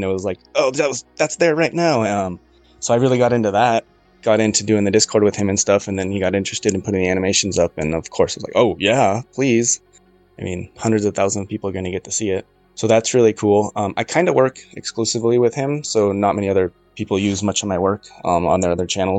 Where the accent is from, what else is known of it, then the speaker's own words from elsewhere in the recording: Seattle, Washington, United States; I am from the Seattle area